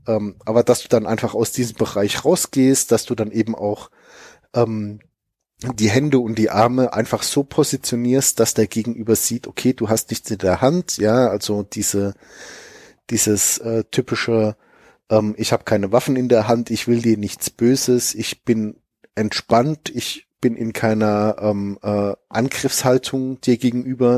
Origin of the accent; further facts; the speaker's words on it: Germany; wir als Deutsche